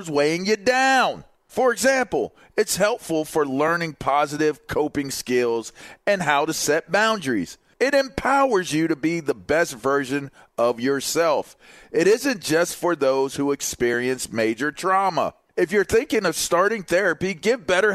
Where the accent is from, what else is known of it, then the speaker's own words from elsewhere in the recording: Pittsburgh, Pennsylvania, United States; moved away; I'm from Pittsburgh